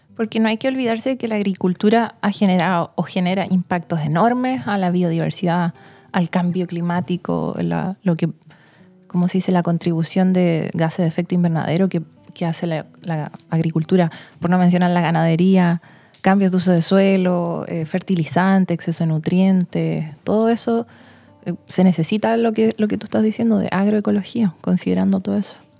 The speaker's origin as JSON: {"language": "Spanish", "town": "Santiago", "region": "Santiago Metropolitan Region", "country": "Chile", "tie": "born or raised there", "moved": "yes", "lives_now": "Pucón, Chile", "said": "yo crecí en Santiago, en la gran ciudad"}